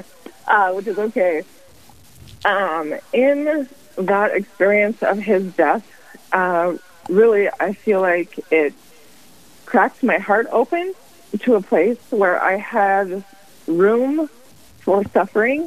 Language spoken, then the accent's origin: English; Spearfish, South Dakota, United States; also born or lived in Rapid City, South Dakota; I am a South Dakota native. My husband and I grew up in Spearfish.